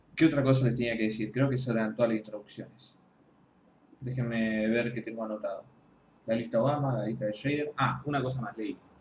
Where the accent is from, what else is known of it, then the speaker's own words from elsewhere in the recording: Argentina; soy, soy un crítico argentino